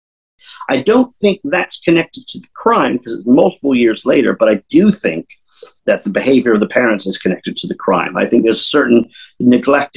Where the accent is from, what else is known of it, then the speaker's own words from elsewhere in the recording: San Diego, California, United States; I'm from San Diego